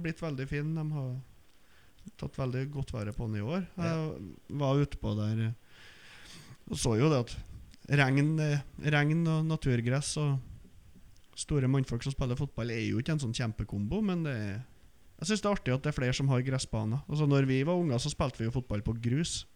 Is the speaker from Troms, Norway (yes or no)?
no; outside Trondheim, Trøndelag, Norway; jeg vokste opp utenfor Trondheim og spilte fotball på Løkka